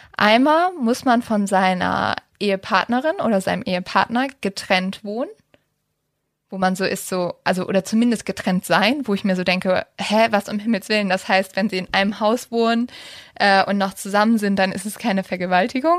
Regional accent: Germany; bei uns in Deutschland

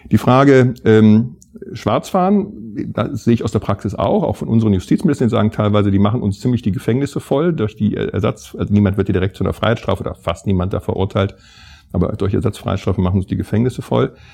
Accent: Mönchengladbach, North Rhine-Westphalia, Germany; Ich komme ja aus Mönchengladbach, unweit der niederländischen Grenze.

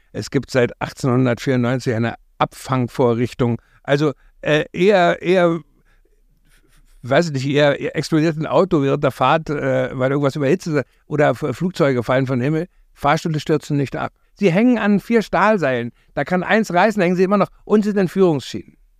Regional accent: East Germany, Germany

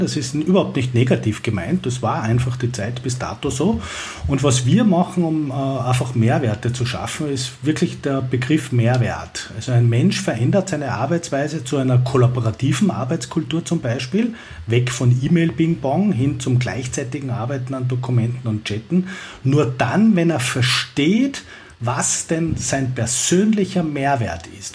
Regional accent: Vienna, Austria; ich komme ja aus Wien

